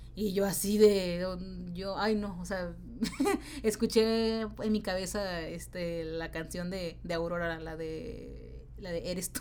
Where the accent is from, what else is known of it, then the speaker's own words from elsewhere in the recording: Tijuana, Baja California, Mexico; moved away; yo soy de Tijuana, de la ciudad de Tijuana, Baja California, México, que está pegada a San Diego